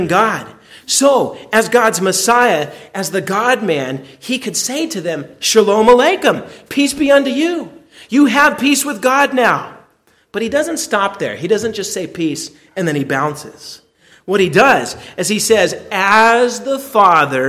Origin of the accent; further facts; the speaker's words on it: United States; I'm an American